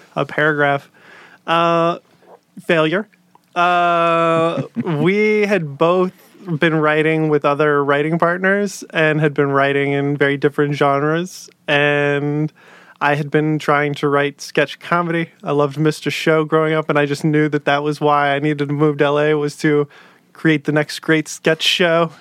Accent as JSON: {"language": "English", "town": "Dallas", "region": "Texas", "country": "United States", "said": "we're both from Dallas originally"}